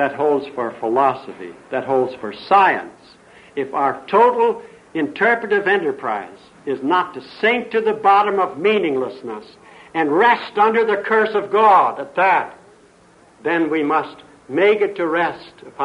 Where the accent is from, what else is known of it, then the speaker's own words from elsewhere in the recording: Highland, Indiana, United States; moved away; also born or lived in the Orient / Redlands; I came from Highland, Indiana, and I can't get rid